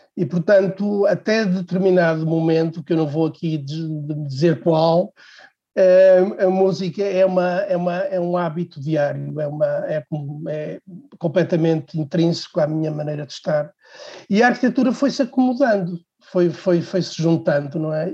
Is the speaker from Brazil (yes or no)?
no; Portugal; Eu sou de uma cidade pequena, sou de Real, uma cidade hum, parada no tempo